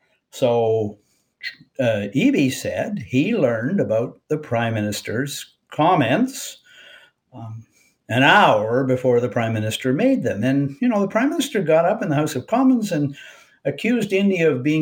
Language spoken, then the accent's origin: English; Canada; I spent 5 weeks in the United States, and when you go to the United States as a Canadian